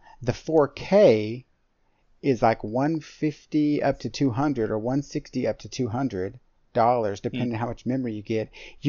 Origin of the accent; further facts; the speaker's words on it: Texas, United States; I'm from Texas